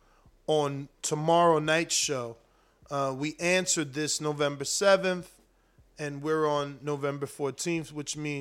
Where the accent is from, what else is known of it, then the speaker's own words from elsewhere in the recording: Newark, New Jersey, United States; also born or lived in South Florida; now in Florida, United States; I'm from Newark. I'm out here in Florida, and I'm in South Florida